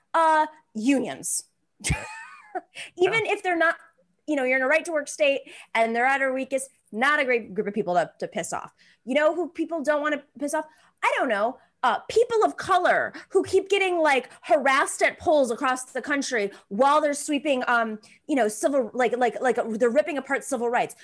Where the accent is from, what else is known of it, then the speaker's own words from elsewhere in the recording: Buffalo, New York, United States; moved away; also born or lived in Arizona; I like was born in Arizona, grew up in Buffalo, went to college in Arizona